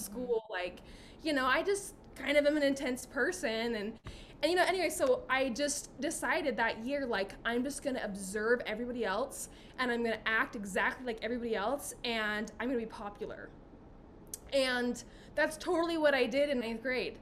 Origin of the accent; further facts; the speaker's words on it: Utah, United States; I'm from Utah